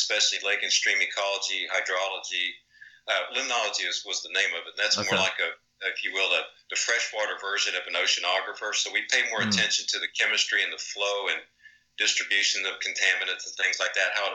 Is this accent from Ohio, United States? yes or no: no; Texas, United States; also born or lived in Dallas, Texas / New Smyrna, Florida; I was born in Dallas, Texas